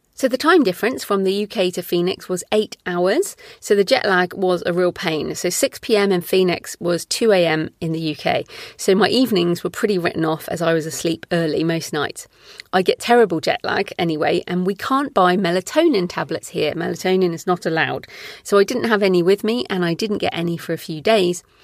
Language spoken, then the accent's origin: English; England, United Kingdom; moved away as an adult; also born or lived in Australia; we moved back to England from Australia in twenty eleven